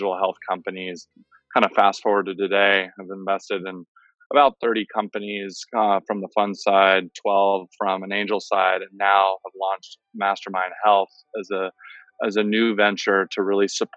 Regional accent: San Francisco, California, United States; now in Miami, United States; I'm originally from San Francisco, and I was in Miami for a long time

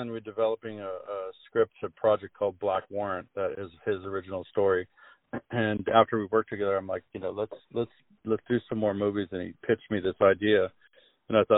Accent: La Jolla, California, United States; I grew up with him in La Jolla

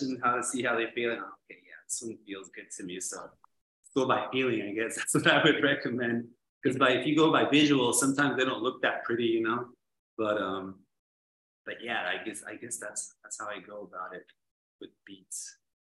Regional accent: Tecate, Baja California, Mexico; also born or lived in San Diego, California; I was born in San Diego, but I've lived here in Tecate'S my whole life.

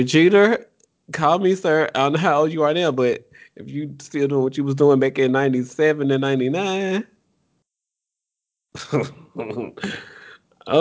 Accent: Memphis, Tennessee, United States; I'm from Memphis.

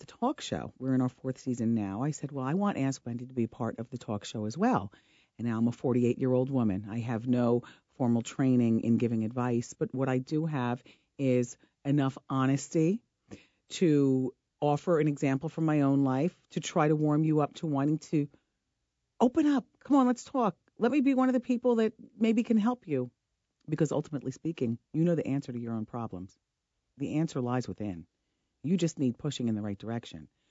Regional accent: Ocean Township, New Jersey, United States; I'm from New Jersey. I'm from Ocean Township, New Jersey. I grew up in a solid middle class background

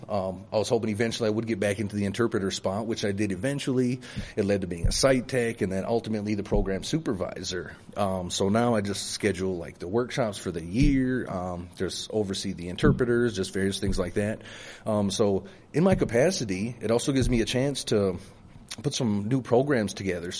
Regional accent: Mille Lacs, Minnesota, United States; I am from Mille Lacs. I'm also a Mille Lacs band member

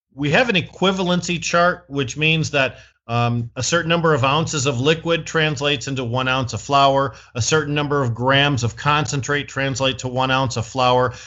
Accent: Flint, Michigan, United States; I'm from Flint, Michigan, the United States of America

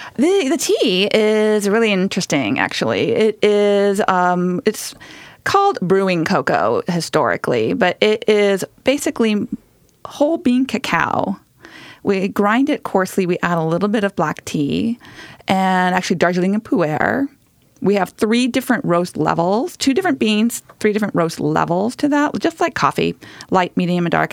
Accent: Southern California, United States; moved away; I grew up in Southern California, where you don't get a lot of winter

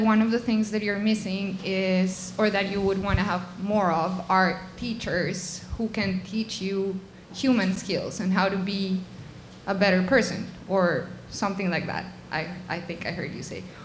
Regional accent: Colombia; English is a second language; I am from Colombia. I could ask the question in Spanish

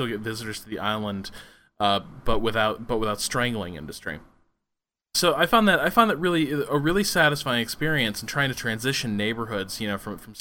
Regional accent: United States; as an American

